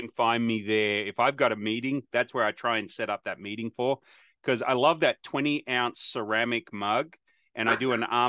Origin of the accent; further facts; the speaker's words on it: Australia; now in United States; I grew up in Australia